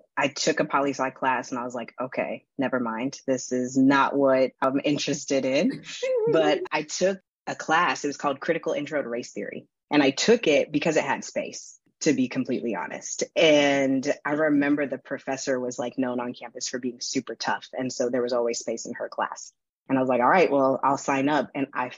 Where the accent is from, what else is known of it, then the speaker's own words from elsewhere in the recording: Inland Empire, Southern California, United States; So I'm from Southern California. I grew up in the Inland Empire, about an hour east of Los Angeles